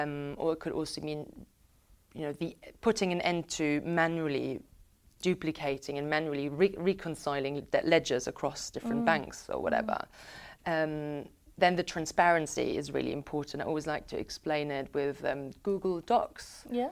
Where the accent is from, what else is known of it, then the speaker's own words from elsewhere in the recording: Munich, Bavaria, Germany; now in United Kingdom; you know, I'm originally from Munich in Germany